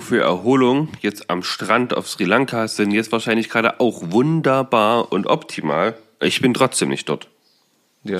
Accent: Saxony-Anhalt, Germany; bei uns in Sachsen-Anhalt

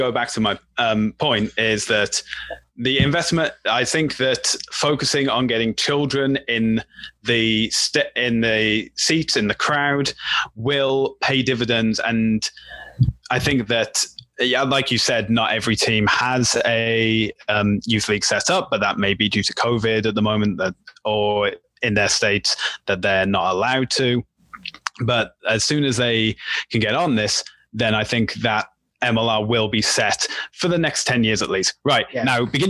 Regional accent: United Kingdom; I'm the Brit

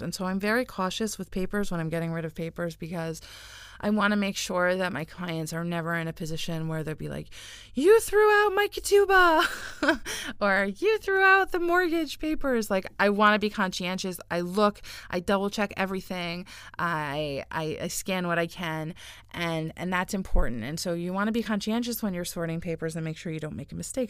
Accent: United States; now in Israel; I live here and I don't I don't live in the US anymore. And I was born in America.

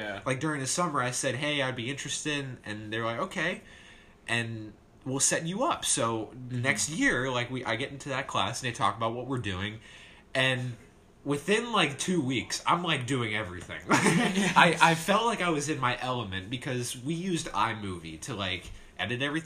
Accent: Warren, Ohio, United States; I'm from Warren, Ohio. Based in Warren, Ohio

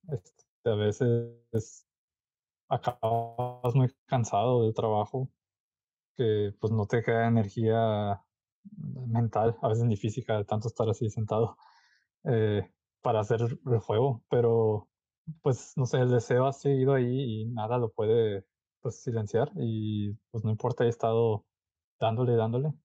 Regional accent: Monterrey, Nuevo León, Mexico; yo soy de Monterrey

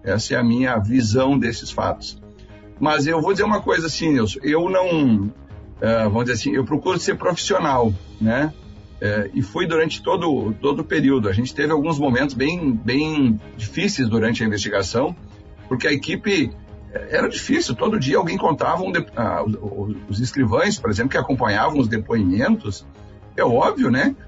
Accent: Santa Rosa, Rio Grande do Sul, Brazil; moved away as an adult; also born or lived in Porto Alegre / São Borja; now in Santa Maria, Brazil; eu sou de Santa Rosense, né? Eu vim de lá.

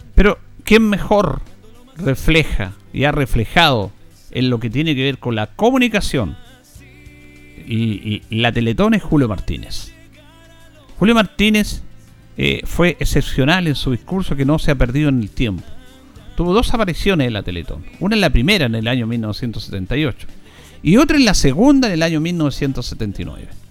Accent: Chile; como chilenos

